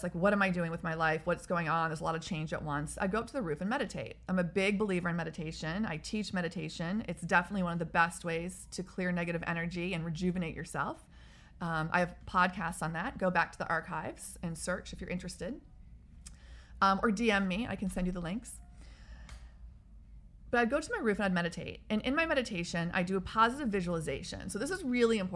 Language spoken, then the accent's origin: English; Texas, United States; also born or lived in Midwest; now in Washington, D.C., United States; my life growing up in Texas in the Midwest and living in an urban situation in DC